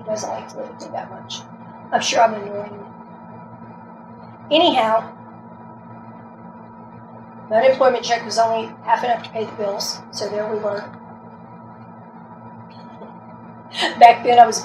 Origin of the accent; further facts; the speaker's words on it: the South, United States; I'm from the South. We got good food down here.